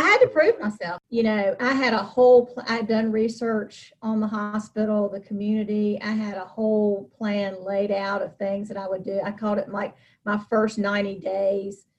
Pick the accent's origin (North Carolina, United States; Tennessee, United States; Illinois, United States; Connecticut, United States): North Carolina, United States; Charlotte; moved away as an adult; now in Rocky Mount, United States; I was born in Charlotte